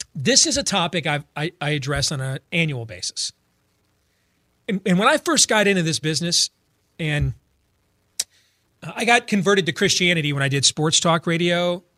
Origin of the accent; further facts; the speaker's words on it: Michigan, United States; now in Iowa, United States; I grew up in Michigan